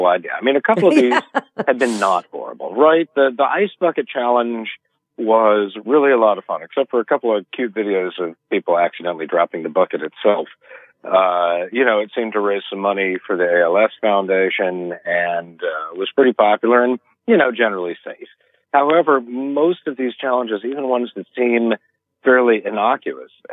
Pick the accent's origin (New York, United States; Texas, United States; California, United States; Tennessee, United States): Tennessee, United States; Memphis; In Memphis, Tennessee, which is my hometown